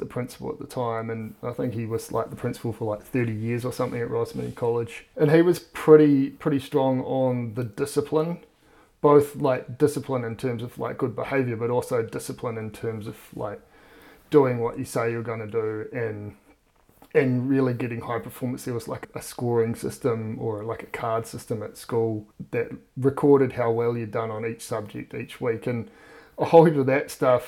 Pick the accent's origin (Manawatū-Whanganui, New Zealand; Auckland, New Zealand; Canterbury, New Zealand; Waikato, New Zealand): Auckland, New Zealand; also born or lived in Dunedin; Grew up in Auckland, went to Rosmini College.